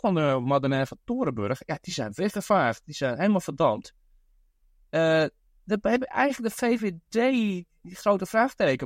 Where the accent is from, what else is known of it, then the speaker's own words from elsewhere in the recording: Netherlands; now in Brooklyn, United States; in mijn eigen land. ja, dat is niet meer mijn eigen land